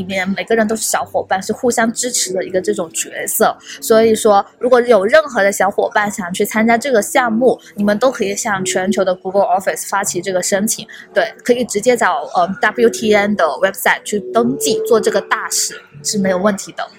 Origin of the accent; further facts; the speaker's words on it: Hong Kong; 我是来自香港地区的，嗯，